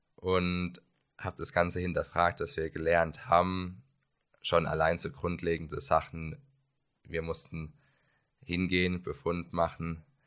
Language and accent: German; Karlsruhe, Baden-Württemberg, Germany; komme aus Karlsruhe